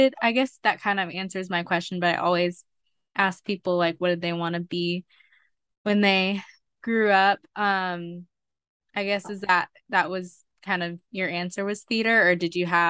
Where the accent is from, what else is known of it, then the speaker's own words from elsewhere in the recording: Atlanta, Georgia, United States; also born or lived in Colorado; I was born in Colorado and then went to kindergarten, I think like preschool, kindergarten, and then first grade in Colorado, and then I moved to Atlanta after that. So, and that's where I've been except for college.